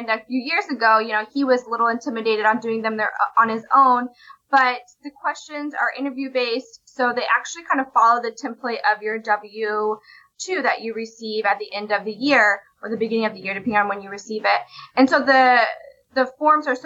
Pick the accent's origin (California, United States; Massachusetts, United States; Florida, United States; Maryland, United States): Florida, United States; my home state of Florida